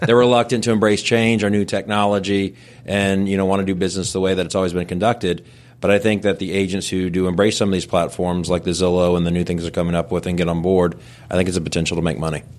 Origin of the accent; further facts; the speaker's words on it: Tampa, Florida, United States; me and my wife, both born and raised in Tampa, so know the area very well